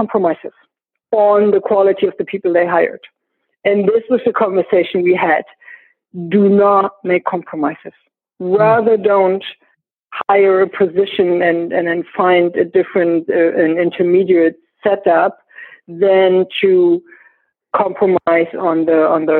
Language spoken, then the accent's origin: English; Berlin, Germany; I grew up in East Berlin, so in Eastern Germany.